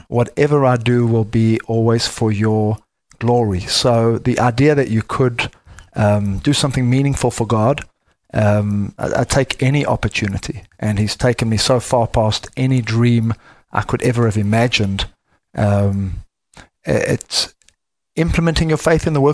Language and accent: English; South Africa; now in Texas, United States; I am from the deep south, as you can hear. I am from South Africa